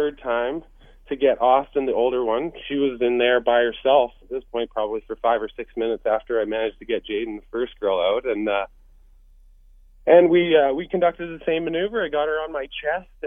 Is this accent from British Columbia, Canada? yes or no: yes; Courtenay, British Columbia, Canada; we're from the Courtney area, which is where the river is.